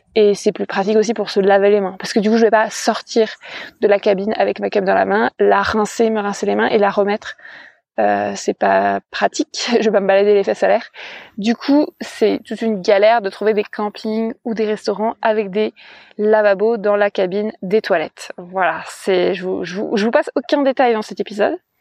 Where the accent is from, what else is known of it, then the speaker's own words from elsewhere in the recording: France; je me définis comme une femme cisgenre, pansexuelle, célibataire, française, blanche